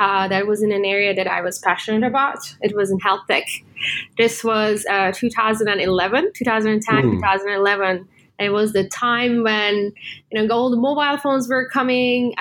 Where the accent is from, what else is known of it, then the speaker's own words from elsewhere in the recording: Turkey; moved away as an adult; also born or lived in United States; now in Singapore; I was born and raised in Turkey. So I'm Turkish